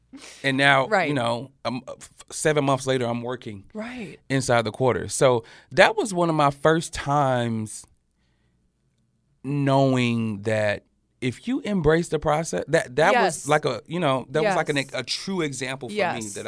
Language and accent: English; the South, United States; I come from the South. The winter in up north is totally different.